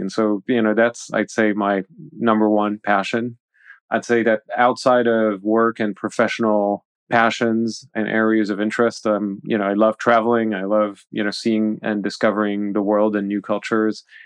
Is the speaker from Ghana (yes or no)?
no; Switzerland; also born or lived in Paris, France; being in Paris at an early age and then moving to Switzerland when, you know, the socialists came to power in France in the eighties